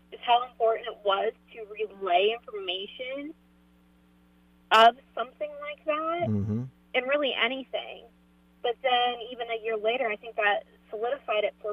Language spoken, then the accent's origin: English; Johnstown, Pennsylvania, United States; um I live in the West End. I'm from Johnstown. I went to Johnstown School District.